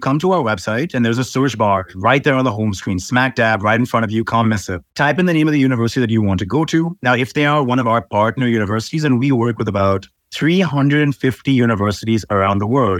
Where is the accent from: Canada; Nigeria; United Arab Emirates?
United Arab Emirates; Dubai; also born or lived in Iowa, United States; My parents are from Mumbai, India, but I was born here in Dubai, and Dubai is sort of home for me. Went to school in Dubai, basically grew up here, and then I went to America for university